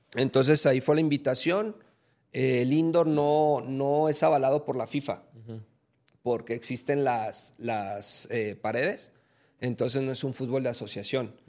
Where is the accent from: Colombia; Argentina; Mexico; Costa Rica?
Mexico; aquí en mi país